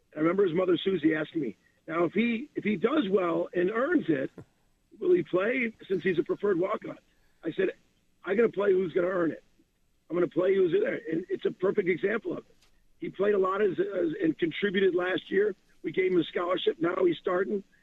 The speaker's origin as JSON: {"language": "English", "town": "Chicago", "region": "Illinois", "country": "United States", "moved": "yes", "said": "I'm from Chicago"}